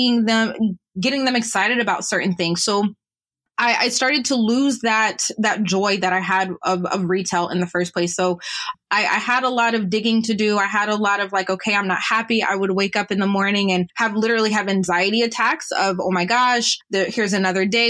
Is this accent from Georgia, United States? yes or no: yes; Atlanta, Georgia, United States; moved away as an adult; also born or lived in Ohio / Orlando, Florida; now in Canada; born in Ohio, grew up in Orlando, family moved to Atlanta a little after that, grew up there